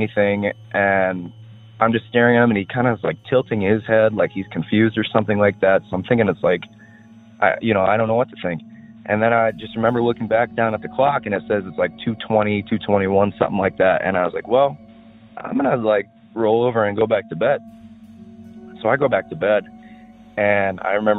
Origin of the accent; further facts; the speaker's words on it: Wisconsin, United States; I grew up in Wisconsin